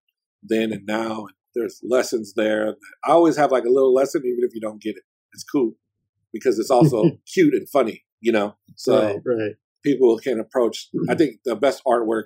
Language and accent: English; Oakland, California, United States; I'm from Oakland and I'm always repping Oakland